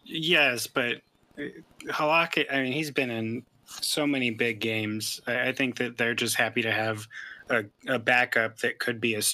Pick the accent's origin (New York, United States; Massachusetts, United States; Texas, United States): Texas, United States; moved away; I'm from Texas originally